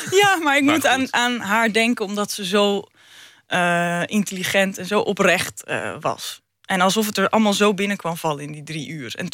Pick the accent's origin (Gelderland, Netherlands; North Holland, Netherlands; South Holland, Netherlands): North Holland, Netherlands; ik kom zelf ook uit de Noord-Hollandse dikke klei. En eh, ik ben zelf ook vrij nuchter.